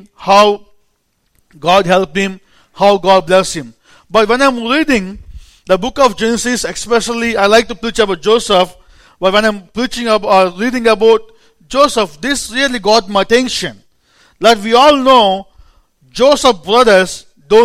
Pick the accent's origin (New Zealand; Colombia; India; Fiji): India; accent: Indian; English is a second language; moved away; an Indian preacher